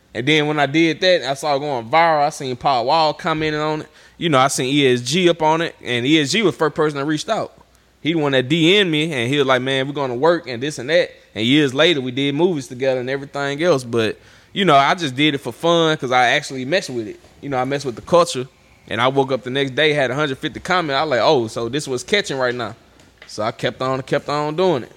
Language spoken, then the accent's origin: English; Vidalia, Louisiana, United States; I'm from Vidalia, Louisiana.